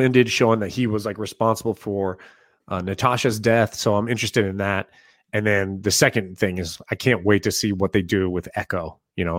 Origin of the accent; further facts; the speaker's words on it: Kansas City, Missouri, United States; moved away; I'll show you around my hometown